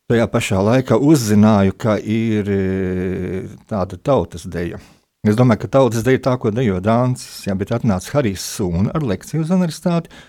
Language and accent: Latvian; Siberia, Russia; born there; Esmu dzimis Sibīrijā, un, un to mhm. šoreiz varbūt nestāstīsim.